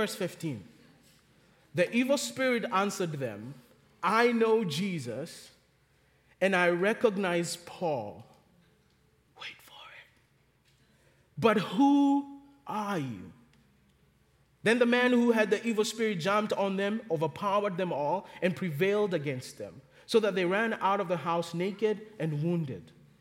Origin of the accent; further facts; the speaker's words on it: Kenya; now in Charlotte, United States; growing up in Kenya, we did not have time out for kids.